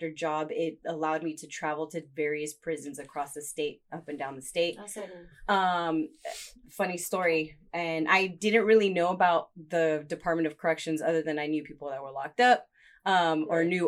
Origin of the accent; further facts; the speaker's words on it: Los Angeles, California, United States; born and raised in Southeast